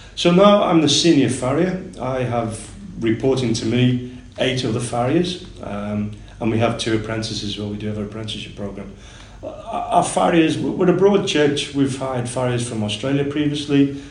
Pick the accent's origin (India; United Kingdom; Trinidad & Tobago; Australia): United Kingdom; Liverpool, North West England; moved away as an adult; now in Singapore; I'm from Liverpool originally, um, and I started working with horses when I was about 11 or 12 years of age